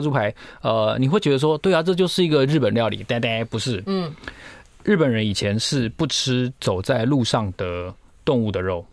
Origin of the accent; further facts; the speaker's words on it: Pingtung County, Taiwan; 我在屏东长大